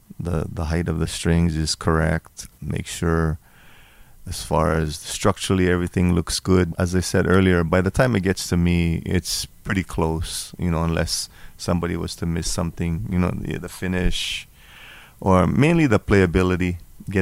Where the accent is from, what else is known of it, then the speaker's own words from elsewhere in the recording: Hawaii, United States; some basic Hawaiian songs that I enjoy, like maybe one from my hometown